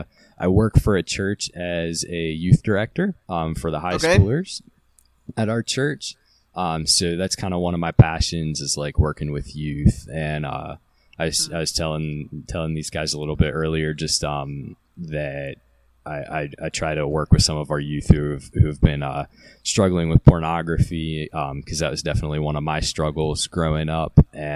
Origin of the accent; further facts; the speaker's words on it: Maryland, United States; I'm from Carroll County, so just cows around here.